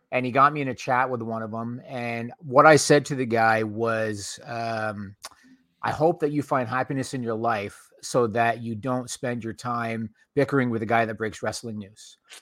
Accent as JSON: {"language": "English", "region": "Ontario", "country": "Canada", "tie": "born or raised there", "said": "I grew up in Ontario, Canada"}